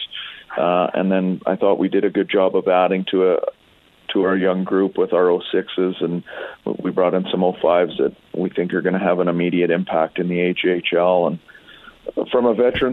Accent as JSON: {"language": "English", "region": "Alberta", "country": "Canada", "tie": "born or raised there", "said": "growing up in Alberta"}